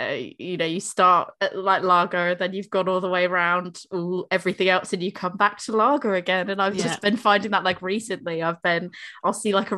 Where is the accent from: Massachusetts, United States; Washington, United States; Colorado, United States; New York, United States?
Massachusetts, United States; Boston; I'm from Boston